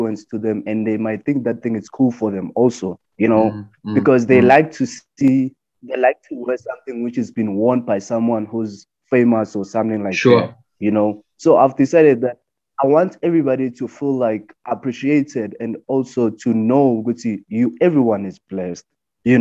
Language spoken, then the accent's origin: English; Tembisa, Gauteng, South Africa; also born or lived in Springs, Gauteng; I was born in Gauteng, which is Springs, but I was raised in Tembisa